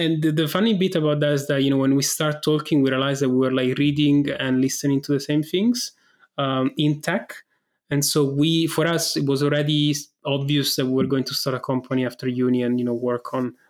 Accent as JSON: {"language": "English", "town": "Rome", "region": "Lazio", "country": "Italy", "tie": "born or raised there", "also_born_or_lived": "Manchester, United Kingdom", "moved": "as an adult", "lives_now": "London, United Kingdom", "said": "I was born in Rome. I lived in Rome. So I did like all my school in Rome till high school."}